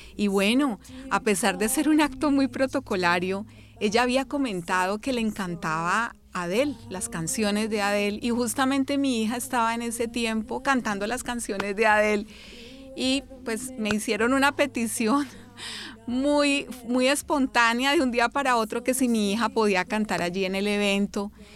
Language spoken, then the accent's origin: Spanish; Cali, Valle del Cauca, Colombia; also born or lived in Bogotá; Soy de Bogotá, eh, pero soy hija de Cali porque realmente toda mi vivencia, me trajeron de meses, ha sido acá en la ciudad de Cali